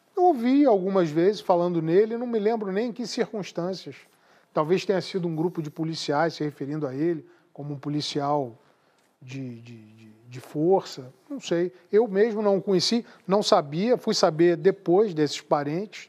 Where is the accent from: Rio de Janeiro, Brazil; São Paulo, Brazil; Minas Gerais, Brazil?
Rio de Janeiro, Brazil; Eu sou carioca, nasci no Rio de Janeiro